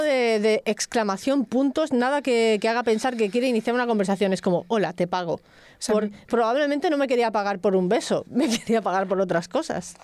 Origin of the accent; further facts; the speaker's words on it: El Prat de Llobregat, Catalonia, Spain; Eres del Prat, ¿no? Yo también